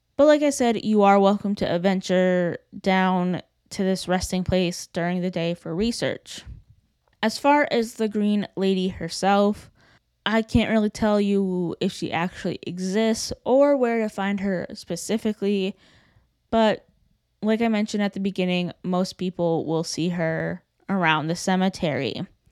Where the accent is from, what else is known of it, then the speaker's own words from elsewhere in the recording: Burlington, Connecticut, United States; my hometown of Burlington, Connecticut